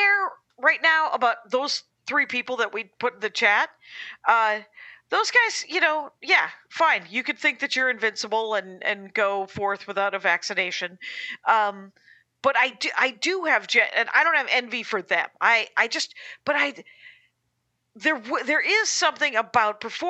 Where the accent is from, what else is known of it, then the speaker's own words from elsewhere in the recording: Wisconsin, United States; now in Los Angeles, United States; I'm from Wisconsin